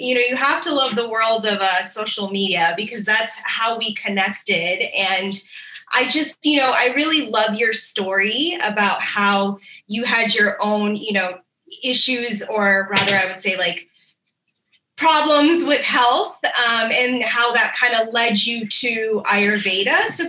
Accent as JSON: {"language": "English", "town": "Washington", "region": "District of Columbia", "country": "United States", "said": "I'm actually from the Washington, D.C. area."}